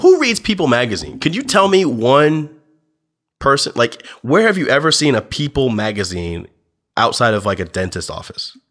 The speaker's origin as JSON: {"language": "English", "region": "New Jersey", "country": "United States", "tie": "born or raised there", "said": "my home state of New Jersey"}